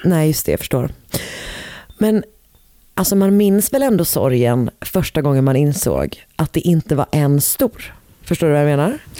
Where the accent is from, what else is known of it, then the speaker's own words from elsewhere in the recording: Gothenburg, Västra Götaland, Sweden; moved away; also born or lived in Stockholm; min dialekt blir grövre så fort jag eh, liksom är i närheten av eh, Poseidon